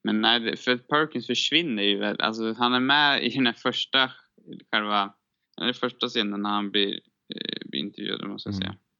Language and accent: Swedish; Sweden; som svensk